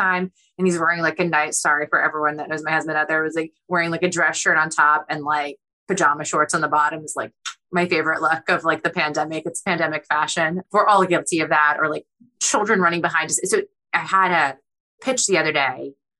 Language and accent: English; Boston, Massachusetts, United States; born or raised there; English is a second language; also born or lived in Kyiv, Ukraine